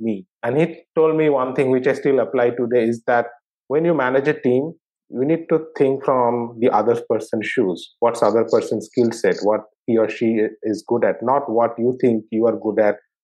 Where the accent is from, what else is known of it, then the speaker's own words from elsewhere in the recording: Kolkata, West Bengal, India; I grew up in Calcutta in West Bengal